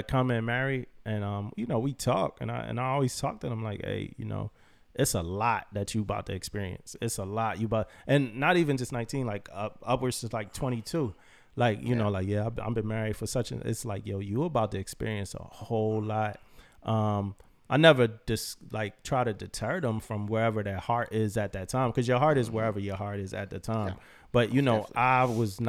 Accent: Philadelphia, Pennsylvania, United States; So me and my boy, we were like just he from Cali, like L.A. I'm from Philly.

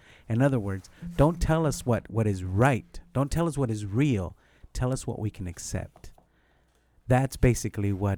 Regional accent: United States; I'm American.

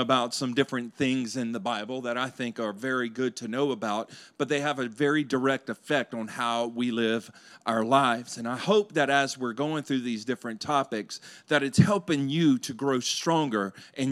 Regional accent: Louisiana, United States; I'm from Louisiana

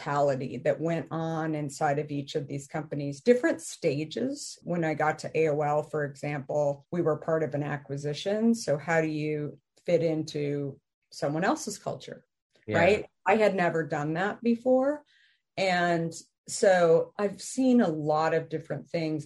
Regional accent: Arizona, United States; moved away; also born or lived in New York / San Francisco; I grew up in Arizona

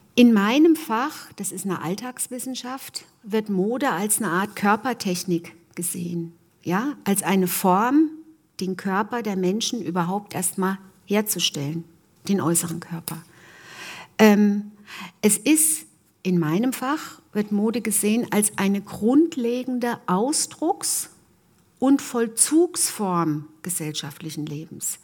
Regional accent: Germany; ich komme äh, aus der Gegend Martin Luthers

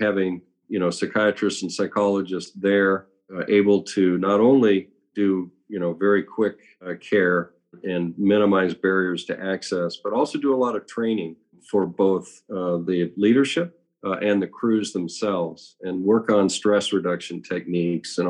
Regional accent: San Diego, California, United States; I grew up in San Diego

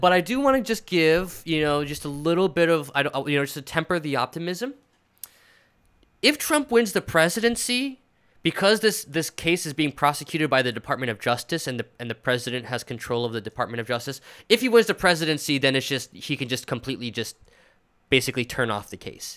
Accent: New York City, New York, United States; as a New Yorker

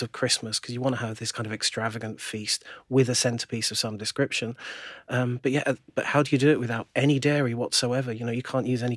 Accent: United Kingdom; we're British

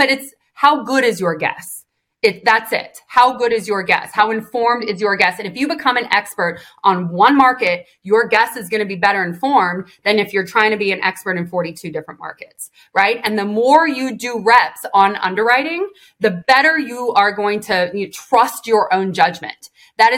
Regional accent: Illinois, United States; moved away as an adult; also born or lived in Georgia; I grew up in Illinois

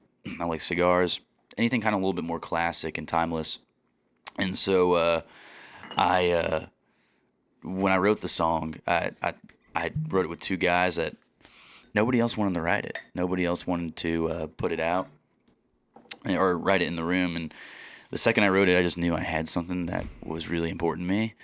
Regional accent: Kansas City, United States; I grew up in Kansas City, right outside

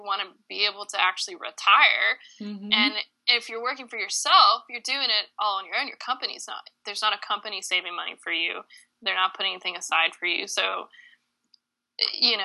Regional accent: Columbia, South Carolina, United States; also born or lived in Edinburgh, United Kingdom; now in Wilmington, United States; I'm from Columbia, South Carolina

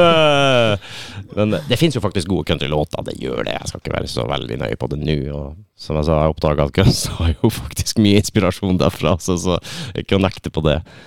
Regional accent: Lakselv, Troms og Finnmark, Norway; Du har jo midnattsrocken, som er der jeg er fra. I Lakselv

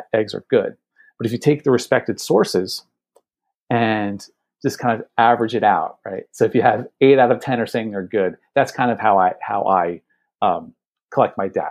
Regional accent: New Jersey, United States; I'm here in the Northeast. I'm from New Jersey

